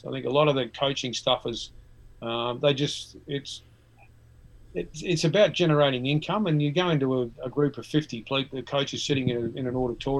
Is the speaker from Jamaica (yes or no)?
no; Adelaide, South Australia, Australia; growing up in Adelaide, I lived in Port Adelaide